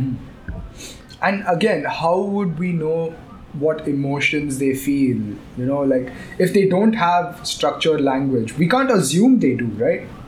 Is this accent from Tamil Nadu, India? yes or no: yes; Chennai, Tamil Nadu, India; also born or lived in Gurgaon / Mumbai; now in Chennai, India; I was born in Chennai and I've lived a long time in Chennai